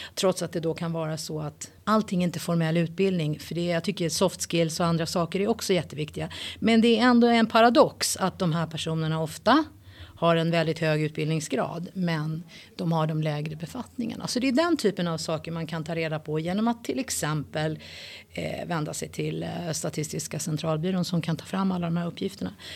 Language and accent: Swedish; Sweden; född och uppväxt i Sverige